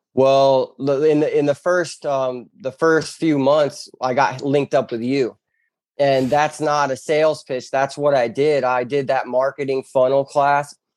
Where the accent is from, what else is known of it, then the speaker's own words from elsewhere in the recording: Bonita Springs, Florida, United States; I was born and raised in Bonita Springs, Florida